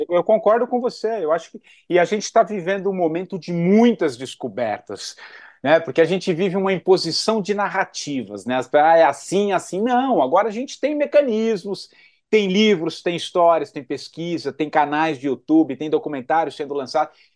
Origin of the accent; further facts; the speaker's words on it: Brazil; todos nós, como brasileiros